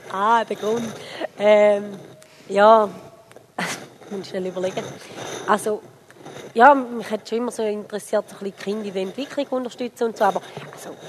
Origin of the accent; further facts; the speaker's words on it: Switzerland; Also, ich bin Schweizerin, ähm, aber meine Eltern sind aus der Ukraine.